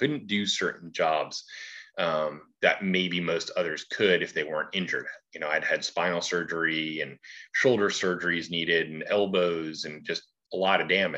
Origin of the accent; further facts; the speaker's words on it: New Jersey, United States; also born or lived in Ohio / California / Alabama; My parents divorced start of the fifth grade year. And my mom stayed in New Jersey. And so I stayed with her there just outside of Trenton, New Jersey